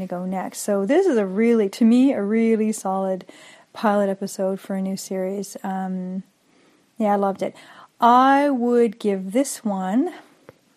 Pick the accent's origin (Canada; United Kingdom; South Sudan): Canada; as a Canadian